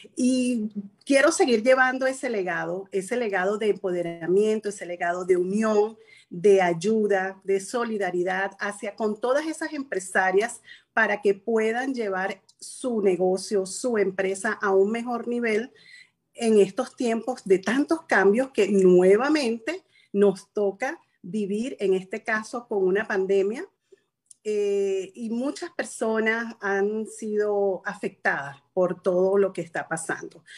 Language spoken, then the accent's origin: Spanish; Venezuela; moved away as an adult; now in United States; Yo llegué a este país, contador público en mi país, asesor fiscal en Venezuela, empresaria